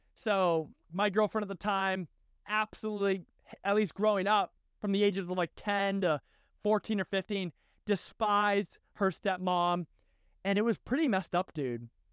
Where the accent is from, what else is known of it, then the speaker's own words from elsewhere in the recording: Massachusetts, United States; I was from Massachusetts